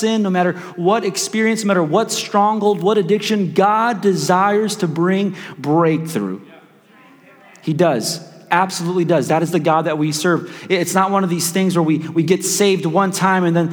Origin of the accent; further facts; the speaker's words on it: Chicago, Illinois, United States; now in Wichita, United States; I'm just from South Chicago